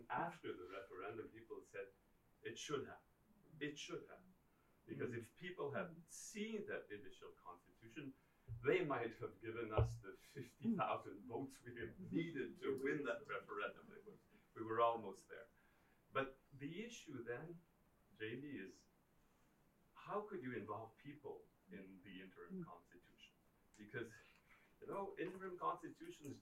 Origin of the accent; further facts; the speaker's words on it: Quebec, Canada; I was also an MP and an MNA in Quebec